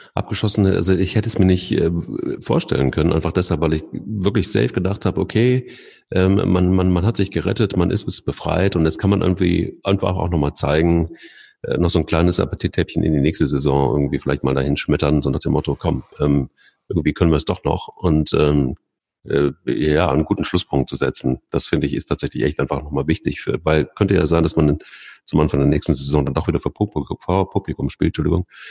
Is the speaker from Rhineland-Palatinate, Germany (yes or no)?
no; Cologne, North Rhine-Westphalia, Germany; als, als Kölner